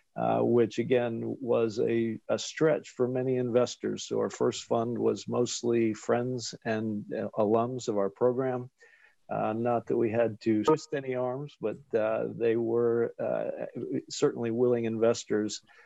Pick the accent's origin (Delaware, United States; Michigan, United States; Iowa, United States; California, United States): Delaware, United States; Wilmington; moved away as an adult; also born or lived in Washington, D.C. / Texas; now in Chapel Hill, United States; I'm originally from Wilmington, Delaware